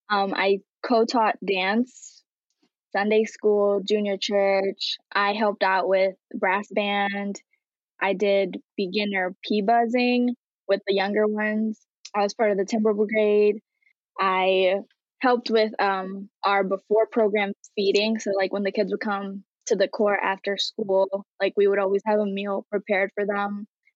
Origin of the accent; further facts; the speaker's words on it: New York, United States; I was born and raised in Long Island. I am bilingual, English and Haitian Creole, and yeah.